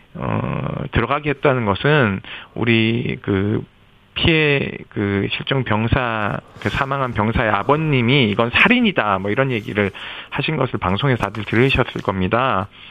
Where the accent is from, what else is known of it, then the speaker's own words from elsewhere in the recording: Yeongju, North Gyeongsang, South Korea; 저희 고향 영주 바로 밑 밑에 있는 데성천이에요 영주댐에서 물이 나와서 그리 흘러가는데 어린 시절 놀던 곳이기도 해서